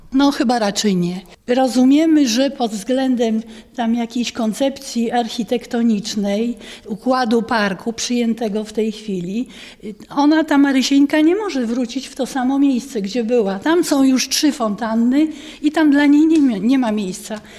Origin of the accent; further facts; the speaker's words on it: Jelenia Góra, Lower Silesian Voivodeship, Poland; Ciepliczanka z urodzenia